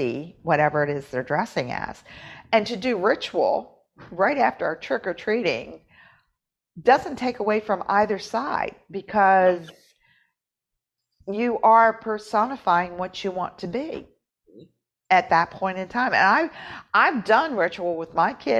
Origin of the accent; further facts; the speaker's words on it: West Virginia, United States; moved away; I'm from West Virginia.